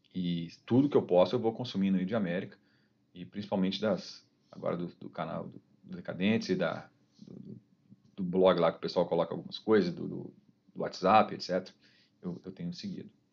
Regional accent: Ouro Branco, Minas Gerais, Brazil; also born or lived in Belo Horizonte; eu sou de BH, é, nasci em BH, fiquei até os 5 anos, aí eu fui para Ouro Branco

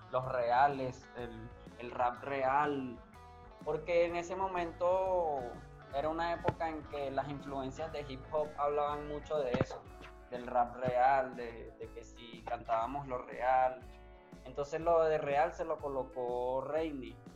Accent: Caracas, Capital District, Venezuela; Específicamente nosotros somos caraqueños, nacidos y criados allá.

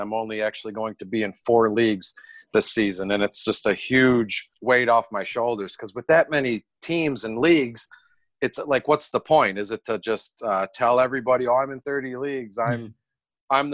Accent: Detroit, Michigan, United States; born and raised in Detroit. I don't live there now. I'm like 20 minutes north

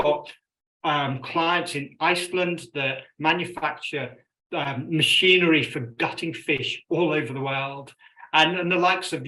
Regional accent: Birmingham, West Midlands, United Kingdom; also born or lived in Scotland / Yemen; I grew up in Birmingham, England.

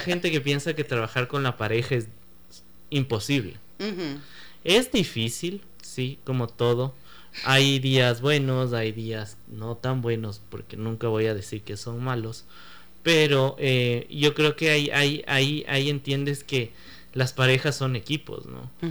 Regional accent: Ecuador; yo nací en Ecuador

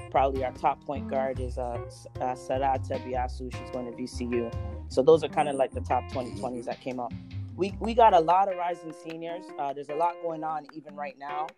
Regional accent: Toronto, Ontario, Canada; moved away as an adult; also born or lived in Florida / Texas; now in Halifax, Canada; I'm from Toronto, Canada

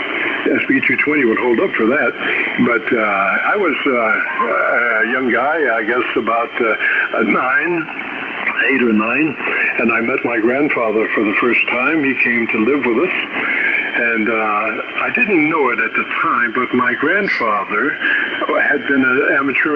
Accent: West Palm Beach, Florida, United States; my hometown was West Palm Beach

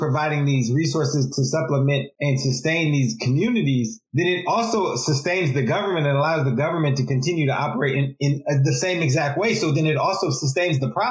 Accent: California, United States; growing up in California

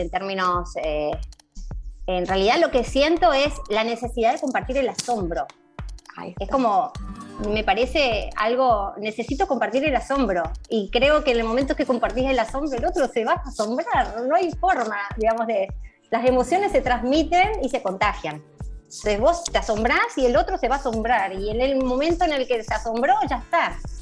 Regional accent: Chaco, Argentina; now in Buenos Aires, Argentina; acá en Buenos Aires, yo soy del Chaco.

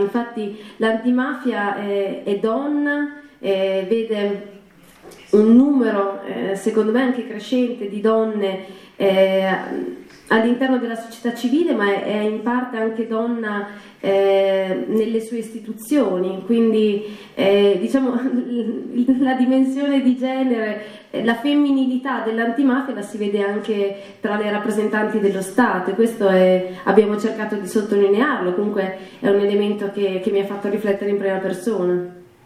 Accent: northern Italy, Italy; also born or lived in Milan; nel mio paese di origine, nel, nella mia zona del nord Italia

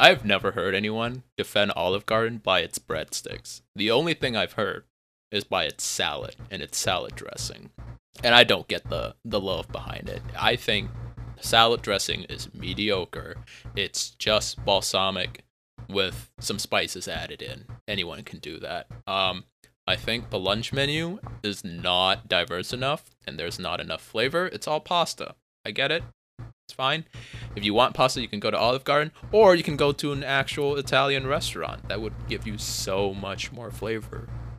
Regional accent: Vietnam; Technically, I come from Vietnam, but we don't have that shit.

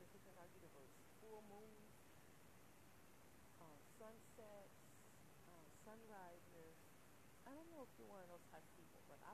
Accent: Detroit, Michigan, United States; moved away as an adult; I'm from Detroit, Michigan originally, and lived there in 20 years

